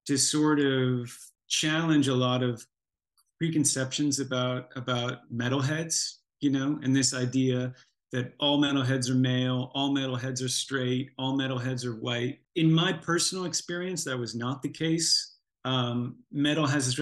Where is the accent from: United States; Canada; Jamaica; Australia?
United States; Buffalo, New York; I happened to come from the same hometown as this band called